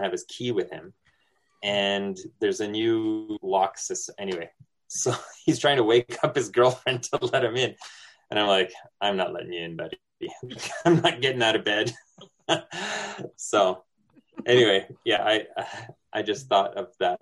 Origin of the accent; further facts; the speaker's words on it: New Brunswick, Canada; moved away; I'm Acadian. I'm from New Brunswick originally